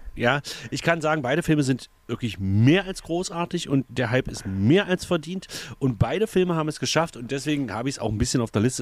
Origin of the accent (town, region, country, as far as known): the East, East Germany, Germany; also born or lived in Egeln